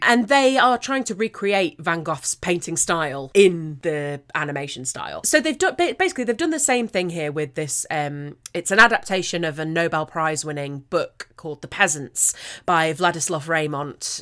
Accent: United Kingdom; as a Brit

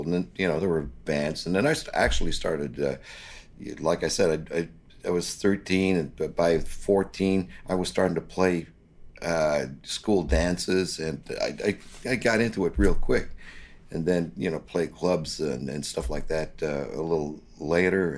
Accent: Gatineau, Quebec, Canada; also born or lived in Ottawa, Ontario / Montreal; I lived my young life just across the river in the Hull area, and I went to school and graduated

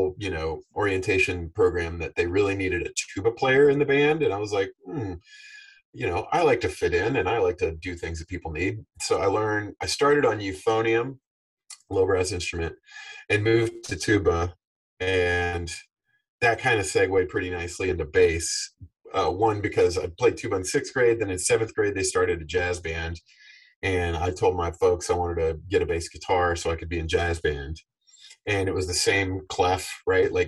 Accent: Texas, United States; moved away as an adult; also born or lived in Boston; now in Nashville, United States; growing up in Texas

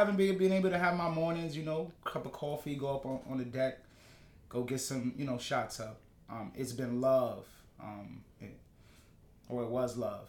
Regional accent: New York City, New York, United States; I grew up on the Upper West Side.

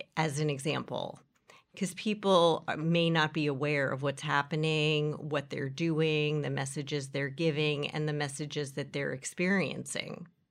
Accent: New York City, New York, United States; where I grew up here in Horace Mann

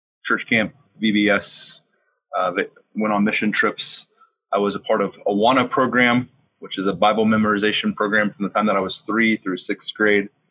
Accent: West Virginia, United States; I grew up in West Virginia in an independent fundamental missionary Baptist church

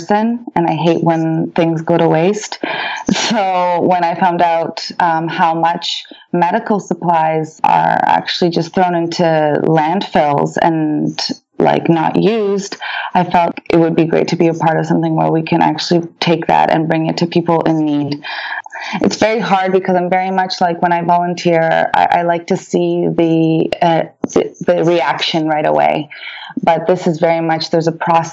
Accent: Canada; first language Polish; English is a second language; also born or lived in France; we came to Canada in 1988

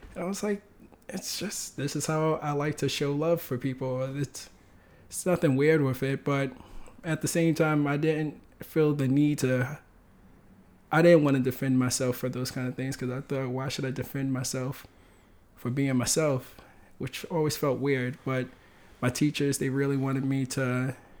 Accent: New York City, New York, United States; also born or lived in Bronx; I grew up in Harlem

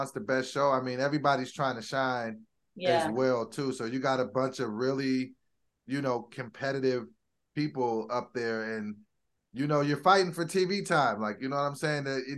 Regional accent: Sacramento, California, United States; moved away as an adult; now in Los Angeles, United States; I'm from Sacramento initially

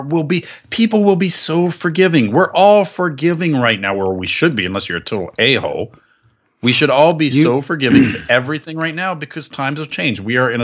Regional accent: Florida, United States; First off, I have to apologize for my home state of Florida.

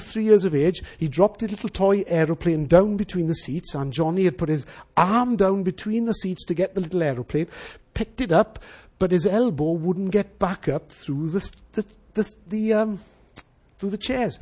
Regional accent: Wales, United Kingdom; as Welsh people

